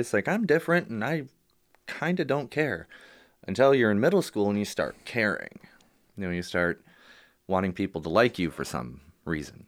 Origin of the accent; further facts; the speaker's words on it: Warren, Michigan, United States; also born or lived in Royal Oak, Michigan / Madison Heights, Michigan; born in Royal Oak, uh, the hospital raised in Warren and Madison Heights.